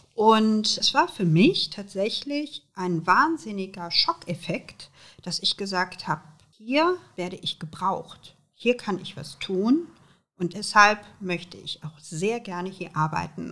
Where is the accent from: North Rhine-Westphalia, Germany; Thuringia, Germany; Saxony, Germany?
North Rhine-Westphalia, Germany; Aachen; Ich bin hier in Aachen geboren. Ähm, und ähm, wenn ich an Aachen denke, denke ich natürlich an meine Heimatstadt. Hier bin ich zur Schule gegangen